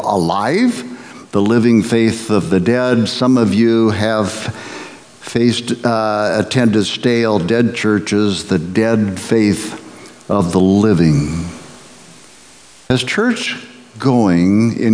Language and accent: English; Nebraska, United States; I grew up in the Midwest, in Nebraska, in the 50s and 60s